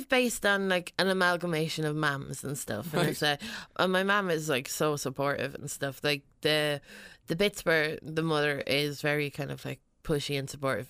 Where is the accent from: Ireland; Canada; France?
Ireland; Westmeath, Leinster; it's kind of like about growing up in Westmead, really.